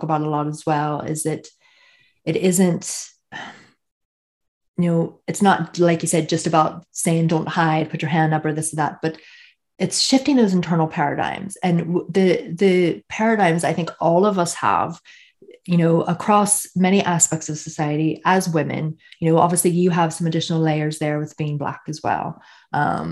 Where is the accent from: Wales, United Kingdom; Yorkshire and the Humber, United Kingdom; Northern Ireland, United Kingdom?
Northern Ireland, United Kingdom; I'm from Northern Ireland